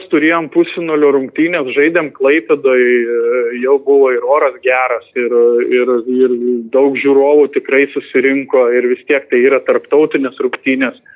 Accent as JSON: {"language": "Lithuanian", "country": "Lithuania", "said": "mes lietuviai geriausiai esame"}